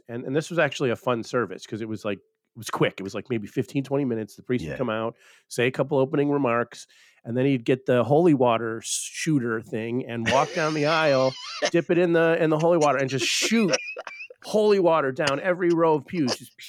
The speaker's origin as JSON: {"language": "English", "town": "Buffalo", "region": "New York", "country": "United States", "said": "I'm from Buffalo, New York, and Buffalo has a major, major Polish community"}